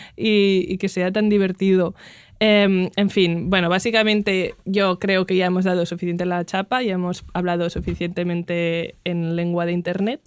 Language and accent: Spanish; Catalonia, Spain; first language Catalan; Spanish is a second language; hablo catalán, es mi lengua materna, hablo catalán